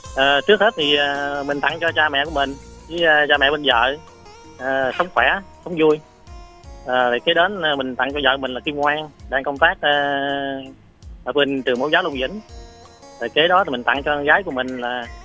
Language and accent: Vietnamese; Vinh Huu, Go Cong Tay, Tiền Giang, Vietnam; từ Vĩnh Hữu và Công Tây Tiền Giang